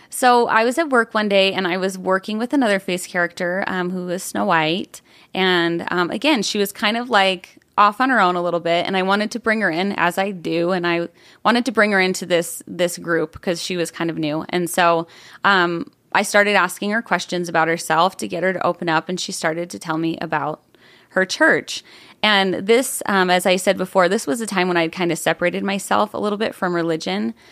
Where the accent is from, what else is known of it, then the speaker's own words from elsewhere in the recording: Buffalo, New York, United States; now in Arizona, United States; I grew up in upstate New York, um, just outside of Buffalo